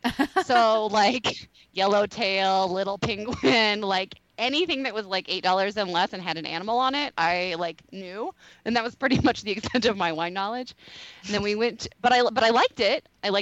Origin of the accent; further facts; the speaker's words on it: Kansas City, United States; my hometown of Kansas City